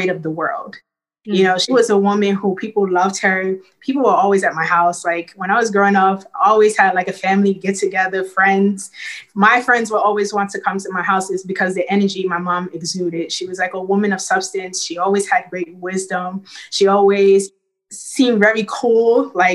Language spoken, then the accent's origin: English; New York City, New York, United States; Growing up in Brooklyn, it is a melting pot of people from all over the world.